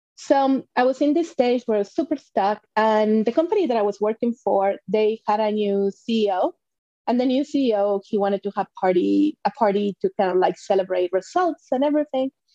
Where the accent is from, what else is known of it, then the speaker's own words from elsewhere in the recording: Mexico; moved away as an adult; I was born and raised in Mexico.